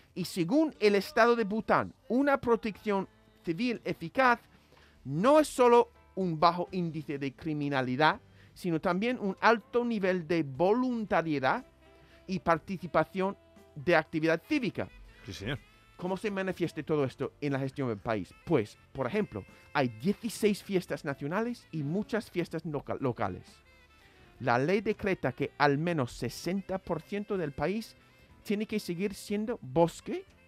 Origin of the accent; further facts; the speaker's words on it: United States; como estadounidense me crié acostumbrado a escuchar the pursuit or the right to the pursuit of happiness